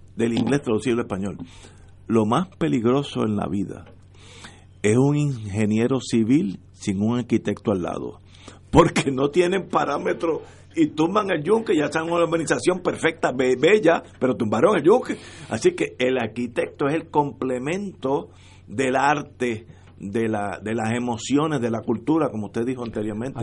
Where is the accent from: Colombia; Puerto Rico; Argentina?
Puerto Rico; Todos somos puertorriqueños